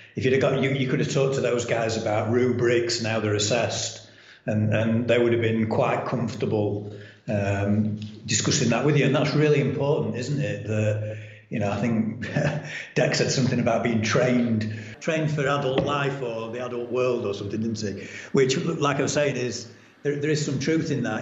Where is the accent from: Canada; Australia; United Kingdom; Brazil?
United Kingdom; Doncaster, Yorkshire and the Humber; I was born in Doncaster um, and raised in Doncaster, and I went to school in Doncaster. I now live in Doncaster